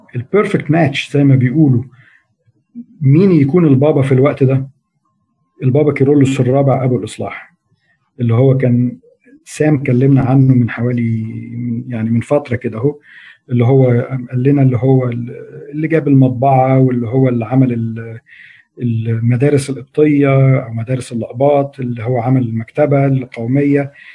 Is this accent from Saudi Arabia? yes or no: no; Egypt